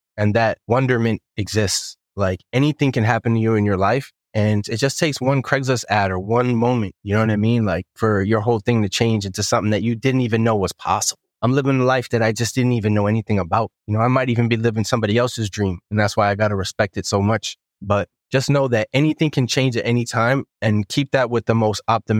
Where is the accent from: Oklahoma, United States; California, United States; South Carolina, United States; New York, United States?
New York, United States; New York City; Where I grew up in Bensonhurst, like, the mob was all around us.